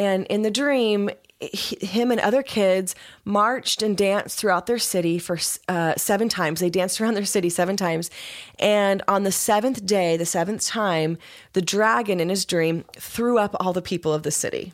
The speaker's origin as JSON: {"language": "English", "country": "United States", "said": "I'm American"}